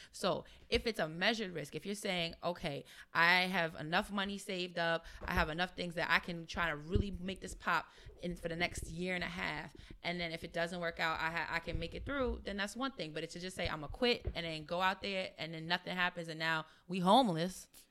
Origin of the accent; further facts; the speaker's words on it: New York, United States; I'm from New York